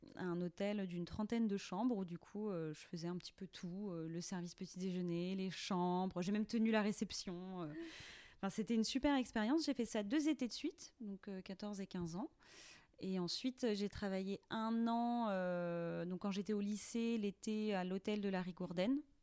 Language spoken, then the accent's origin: French; Langrolais-sur-Rance, Brittany, France; je viens de Langrolais sur Rance, euh, qui est un petit village de huit cents habitants